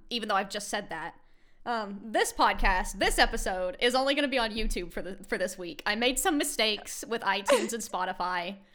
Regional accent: United States; I'm American.

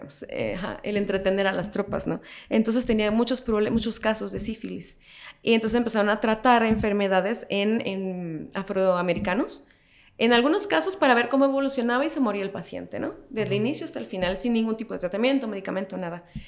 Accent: El Salvador; now in Guatemala; yo crecí en El Salvador

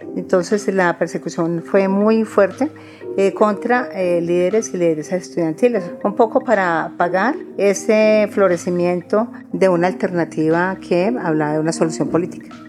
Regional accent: Antioquia, Colombia; Soy de origen antioqueño

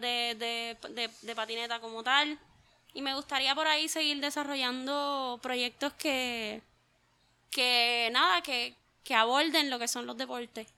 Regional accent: Juncos, Puerto Rico; Yo soy de Juncos, original del pueblo de Juncos

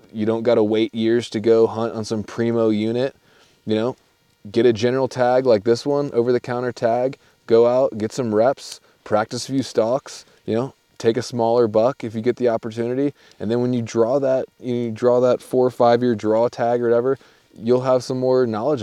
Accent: East Coast, United States; I'm from the East Coast

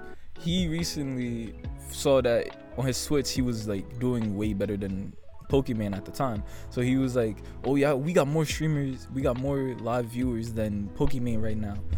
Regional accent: Jamaica; as a Jamaican guy

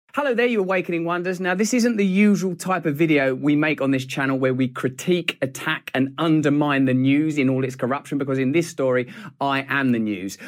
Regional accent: England, United Kingdom; I'm English

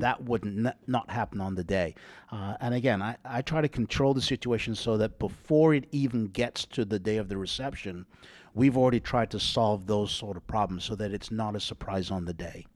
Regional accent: England, United Kingdom; moved away; I'm English

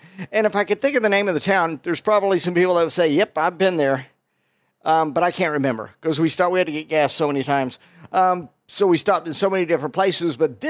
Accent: Las Vegas, Nevada, United States; We're from Vegas. So we're from Vegas.

